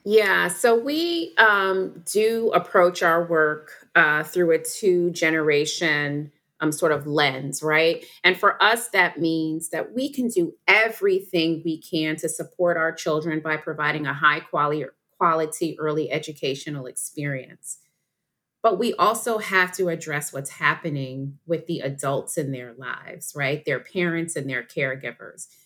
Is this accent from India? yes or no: no; New York, United States; I'm from New York. I went to a place called Westmore Day Nursery